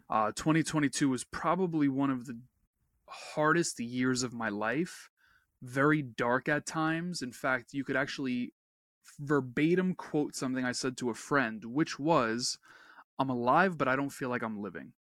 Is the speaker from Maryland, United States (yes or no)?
no; New York, United States; I'm a New Yorker